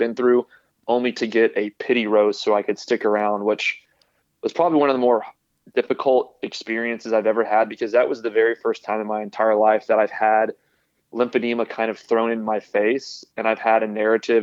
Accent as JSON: {"language": "English", "town": "Houston", "region": "Texas", "country": "United States", "tie": "born or raised there", "lives_now": "Austin, United States", "said": "I grew up in Houston and I'm currently living in Austin"}